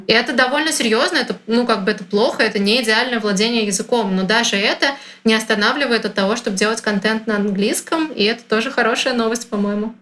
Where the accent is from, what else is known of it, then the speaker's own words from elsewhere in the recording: Russia; я из России